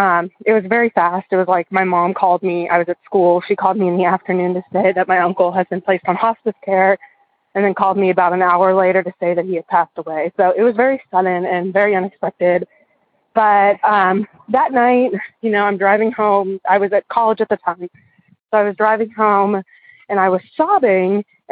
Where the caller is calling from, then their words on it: Western Maryland, United States; I'm calling from Western Maryland.